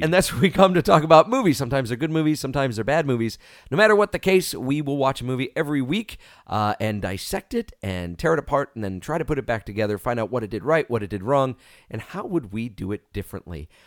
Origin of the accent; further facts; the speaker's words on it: New York, United States; growing up in New York